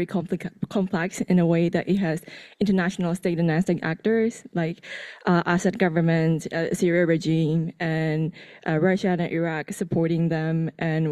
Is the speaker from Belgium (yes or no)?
no; Myanmar; I'm from Myanmar